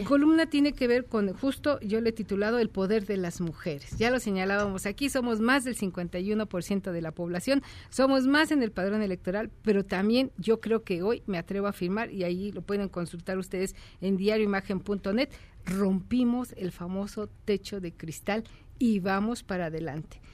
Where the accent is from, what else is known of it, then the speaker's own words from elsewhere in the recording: Mexico; nosotros los mexicanos